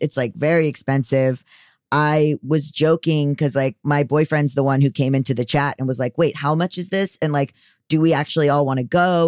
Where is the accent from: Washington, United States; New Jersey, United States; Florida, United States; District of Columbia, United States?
Florida, United States; Fort Lauderdale; from Florida